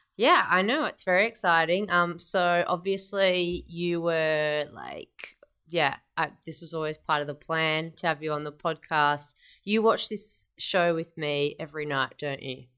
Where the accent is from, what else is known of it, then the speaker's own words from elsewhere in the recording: Melbourne, Victoria, Australia; now in Sydney, Australia; I'm from Melbourne originally.